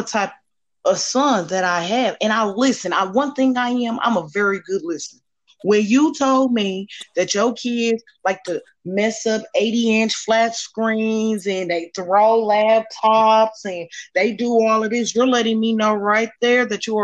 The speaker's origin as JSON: {"language": "English", "region": "Indiana", "country": "United States", "tie": "born or raised there", "also_born_or_lived": "Kansas City", "said": "I'm raised in Indiana"}